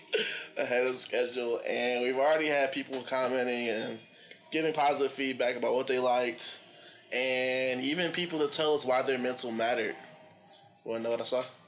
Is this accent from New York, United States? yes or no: no; Detroit, Michigan, United States; Chilling downtown Detroit. Yep. Shout out to the city. I love my hometown